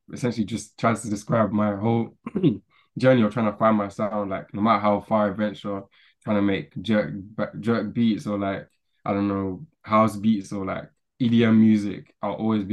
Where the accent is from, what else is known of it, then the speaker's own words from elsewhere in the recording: London, United Kingdom; I'm from a little place called Stratford in East London